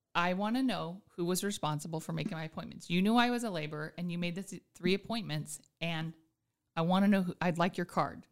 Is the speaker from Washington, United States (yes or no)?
no; Anchorage, Alaska, United States; also born or lived in Juneau; born and raised in Anchorage, but my grandparents are from Juneau